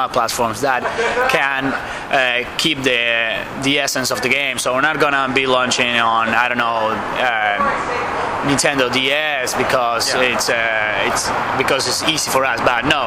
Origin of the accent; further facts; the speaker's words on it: Argentina; I'm from Argentina